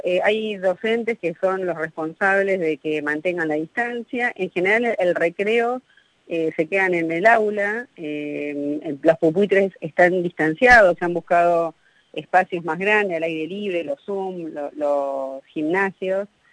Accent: Argentina; somos los latinos, los, argentinos

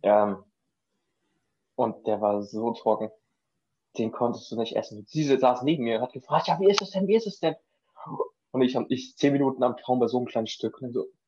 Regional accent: Schleswig-Holstein, Germany; moved away as an adult; now in Denmark; ich komme ursprünglich aus Schleswig-Holstein, wohne jetzt gerade in Dänemark

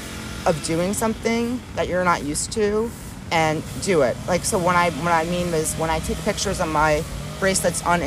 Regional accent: Maryland, United States; moved away; I'm originally from Maryland, so be home in Maryland for one whole summer

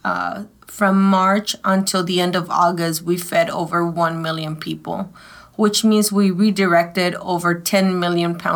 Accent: Mexico City, Mexico; now in Dallas, United States; I've been here for 30 years, but I was born in Mexico City. So I consider myself a native.

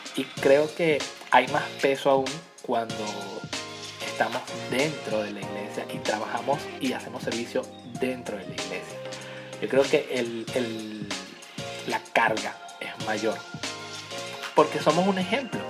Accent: Venezuela; yo soy de Venezuela

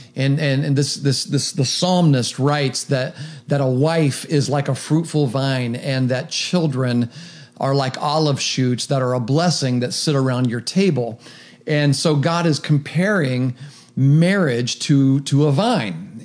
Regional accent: Meigs County, Ohio, United States; now in Athens County, United States; I'm living in Athens County. I grew up in Meigs County.

